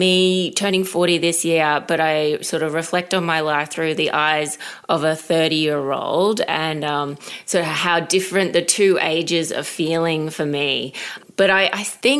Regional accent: Brisbane, Queensland, Australia; I was living in Brisbane at the time. That's where I'm from

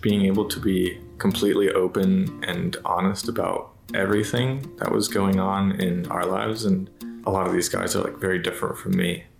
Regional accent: Raleigh, North Carolina, United States; I am from Raleigh, North Carolina

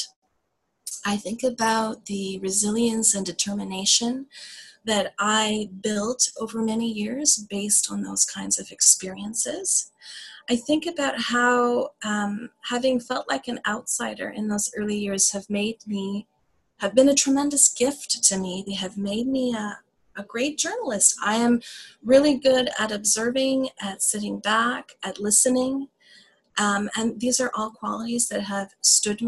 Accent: Canada; an immigrant, or the daughter of immigrants growing up in Canada

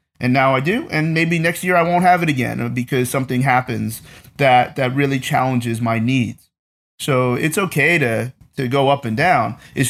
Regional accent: East Coast, United States; I grew up on the East Coast, and when you grow up on the East Coast.

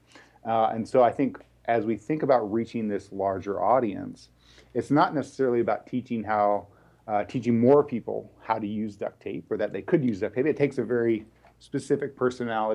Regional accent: Texas, United States; moved away as an adult; now in Bay Area, United States; I'm originally from Texas. Knew I wanted to be out here in the Bay Area at a pretty early

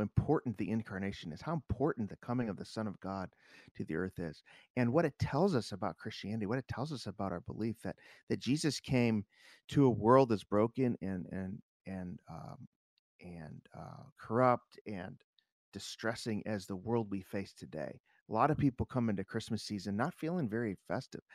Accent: Chicago, Illinois, United States; growing up in Chicago

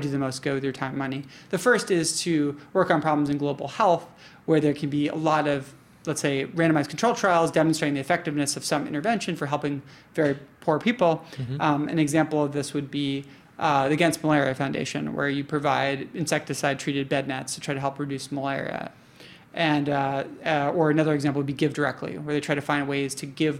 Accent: New York, United States; I identify as a New Yorker because I've lived in New York almost my entire life

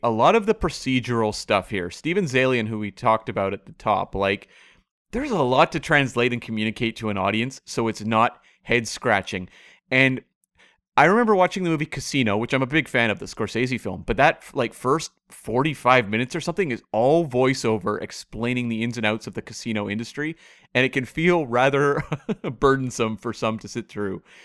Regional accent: Canada; in Canada we know, but we're part of the Commonwealth

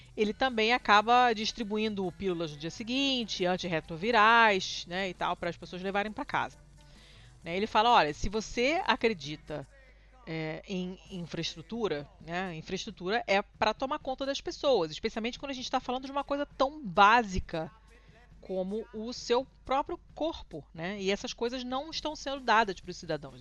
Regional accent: Brazil; a gente é brasileiro

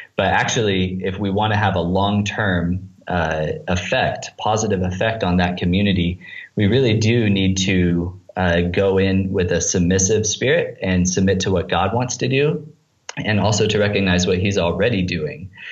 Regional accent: United States; moved away as an adult; now in Tanzania; for me as an American

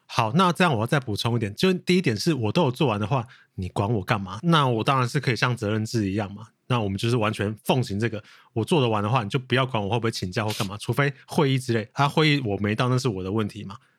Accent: Hsinchu, Taiwan; now in Taipei, Taiwan; 你知道我是新竹人嘛

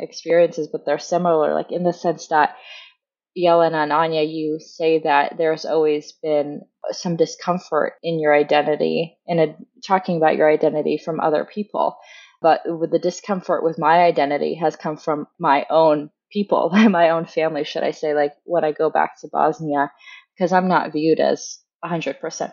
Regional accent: United States; I'm the only American born

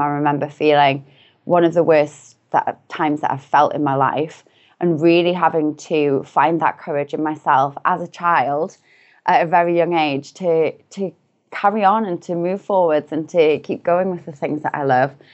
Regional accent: Newcastle upon Tyne, North East England, United Kingdom; I'm from a relatively small city in the north of the U K called Newcastle upon Tyne. So I grew up there.

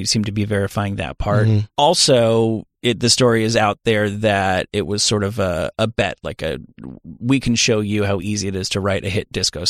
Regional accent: New Jersey, United States; I'm with from New Jersey. I know many such marshes.

